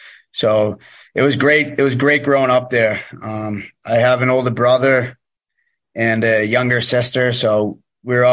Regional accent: Weymouth, Massachusetts, United States; moved away; I'm from just south of Boston in Massachusetts, Weymouth, Massachusetts.

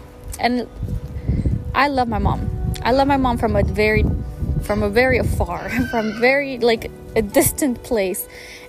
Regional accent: Mexico; This also comes from the mindset of like growing up in Mexico and not having a lot.

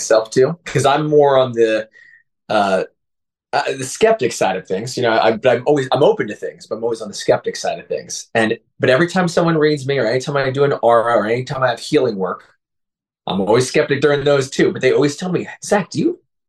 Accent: near Allentown, Pennsylvania, United States; moved away; I'm originally from Pennsylvania

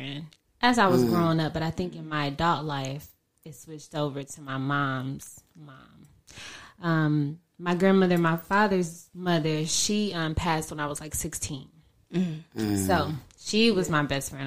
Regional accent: Dayton, Ohio, United States; moved away as an adult; also born or lived in Columbus, Ohio / Nashville; I am originally from Dayton, Ohio, born and raised. I was actually born in Columbus, but then came here shortly after

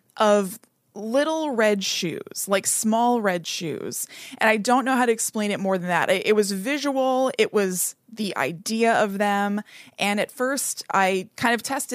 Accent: New Jersey, United States; I'm from New Jersey.

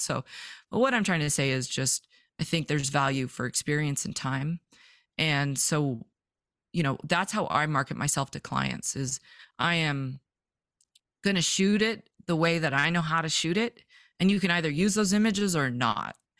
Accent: Vancouver, British Columbia, Canada; moved away as an adult; now in Montana, United States; I'm from Vancouver, British Columbia, born, raised, never thought I would leave

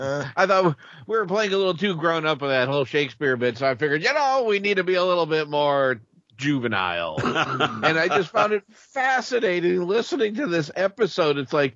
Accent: Peoria, Illinois, United States; because I'm from Peoria.

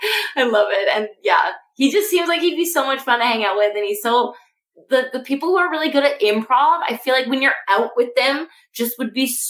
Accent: Canada; I am from Canada

